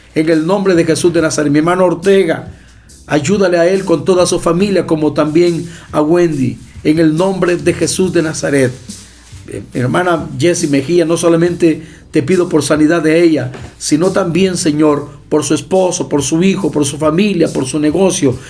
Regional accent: El Salvador; mi país

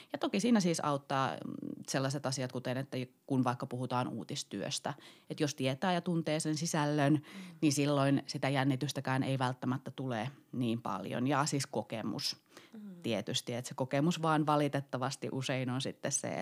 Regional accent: Kittilä, Lapland, Finland; olen siis kotoisin Kittilästä ja pieneltä paikkakunnalta

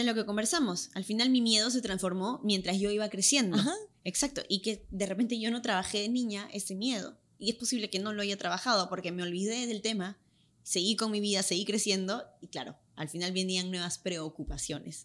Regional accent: Lima, Peru; accent: Limeño; moved away as an adult; now in Los Angeles, United States; va a estar más fuerte mi acento peruano, claro. porque ahorita he estado hablando full, full, full español y con mi acento limeño

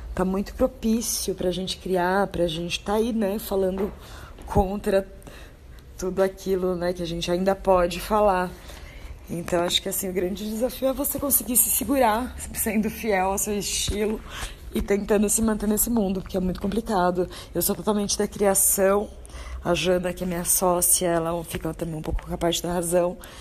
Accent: interior of São Paulo, Brazil; moved away as an adult; now in São Paulo, Brazil; Eu sou do interior de São Paulo

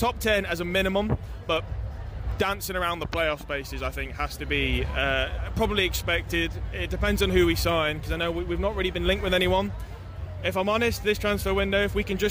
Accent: Coventry, West Midlands, United Kingdom; From Coventry. Grew up in Orsley. Went to Bishop Ullathorne. So, yeah, born and raised

